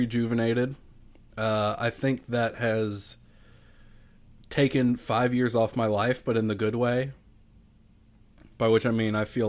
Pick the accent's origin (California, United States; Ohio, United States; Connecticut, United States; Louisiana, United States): Louisiana, United States; I am from Louisiana.